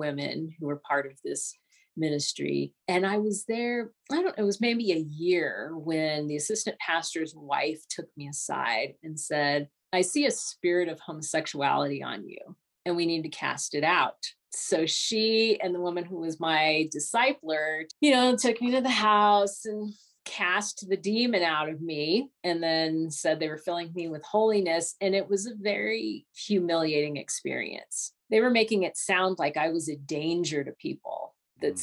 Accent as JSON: {"language": "English", "region": "Southern California", "country": "United States", "said": "I'm from Southern California"}